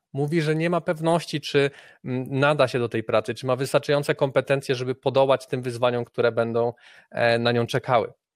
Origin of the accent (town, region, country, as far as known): Poland